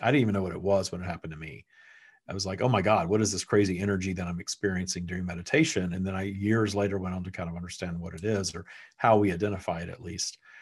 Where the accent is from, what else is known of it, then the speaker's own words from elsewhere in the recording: Texas, United States; also born or lived in Florida; now in Southern California, United States; I was born in Texas. My family has never left Texas.